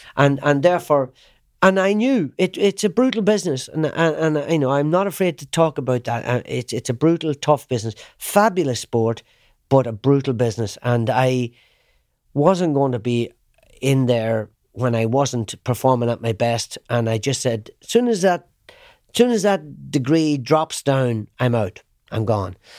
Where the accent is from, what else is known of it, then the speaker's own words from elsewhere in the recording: Ireland; I knew where I came from. I'm an Irishman